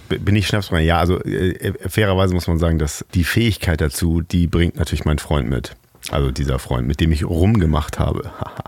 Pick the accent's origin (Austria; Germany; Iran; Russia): Germany; Hamburg; ich bin Hamburger